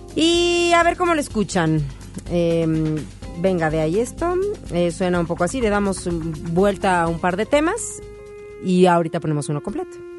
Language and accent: Spanish; Ciudad Satélite, State of Mexico, Mexico; mi pueblo allá en Satelandia